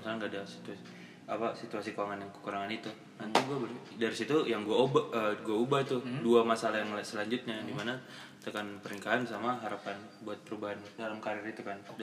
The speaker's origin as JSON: {"language": "Indonesian", "town": "Makassar", "region": "South Sulawesi", "country": "Indonesia", "said": "gue juga dari Makassar"}